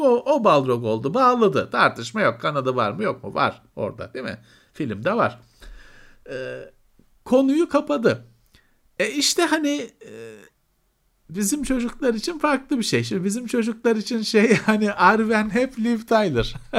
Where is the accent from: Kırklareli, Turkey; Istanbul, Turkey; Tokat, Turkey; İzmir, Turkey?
Istanbul, Turkey